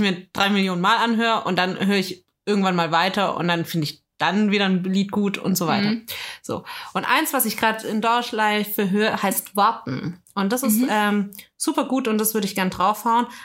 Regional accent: Germany; als Deutscher

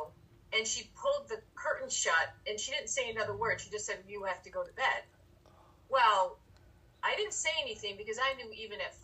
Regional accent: Rome, New York, United States; moved away; Outside of Rome, New York, the 315 area code

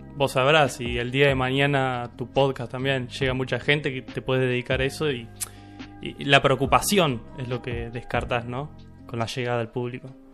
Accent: San Carlos de Bolívar, Buenos Aires Province, Argentina; Yo soy de Bolívar

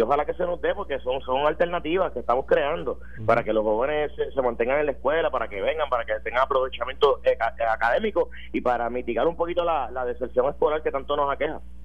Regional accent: Puerto Rico; yo soy puertorriqueño

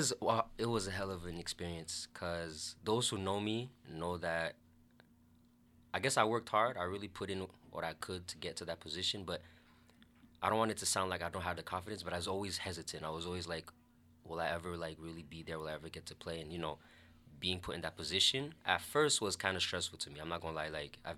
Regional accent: United States; now in Canada; I'm American, even though I'm living here in Canada. And, you know, as Americans, we like to get that little, like, away-from-home experience in university.

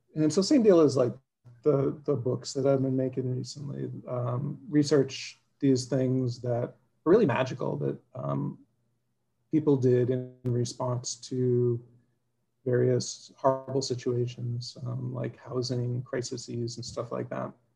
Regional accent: South Shore, Massachusetts, United States; also born or lived in Quincy, Massachusetts / Brookline, Massachusetts / Jamaica Plain, Boston; now in Somerville, United States; I grew up in the South Shore, and I've been in Somerville since '98.

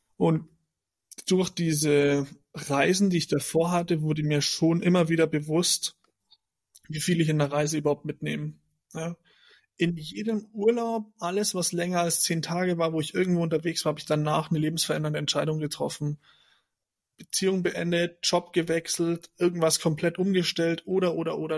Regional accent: Germany; moved away as an adult; da zu bleiben, wo ich herkomme

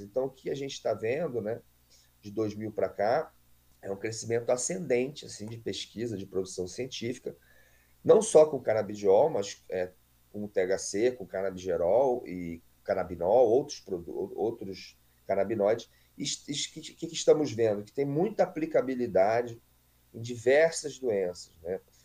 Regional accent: Rio de Janeiro, Brazil; eu nasci aqui no Rio de Janeiro mesmo

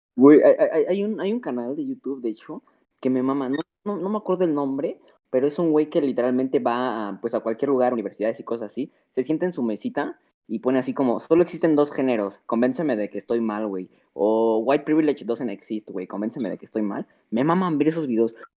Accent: Mexico

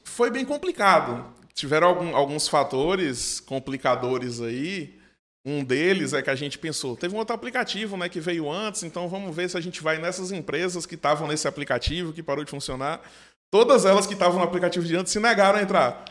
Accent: Livramento de Nossa Senhora, Bahia, Brazil; moved away as an adult; also born or lived in Juazeiro/Petrolina; now in Petrolina, Brazil; eu não sou daqui de Juazeiro, de Petrolina, sou de uma cidade do sudoeste da Bahia chamada Livramento de Nossa Senhora e vim para cá para estudar engenharia de produção na Univasse

